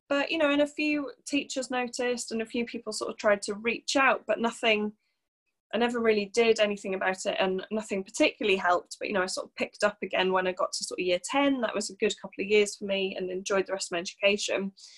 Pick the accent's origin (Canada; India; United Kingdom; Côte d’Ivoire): United Kingdom; Wales; also born or lived in Birmingham / London; So originally I'm from North Wales, not that you'd ever be able to tell that from my accent. So I grew up in North Wales